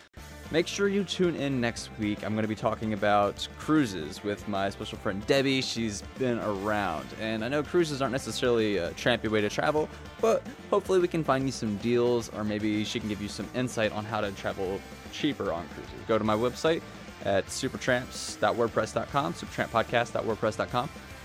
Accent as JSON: {"language": "English", "town": "Tucson", "region": "Arizona", "country": "United States", "said": "I'm from Tucson."}